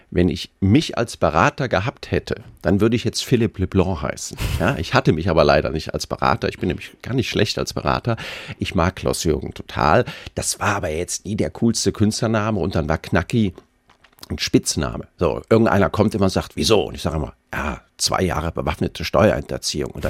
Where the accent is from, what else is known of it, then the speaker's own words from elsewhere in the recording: Koblenz, Rhineland-Palatinate, Germany; also born or lived in Kaiserslautern; Das ist meine Heimatstadt